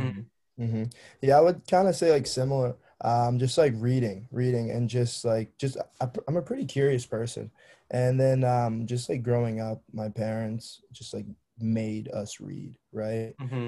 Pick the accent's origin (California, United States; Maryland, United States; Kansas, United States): Maryland, United States; Annapolis; I'm from Annapolis, Maryland.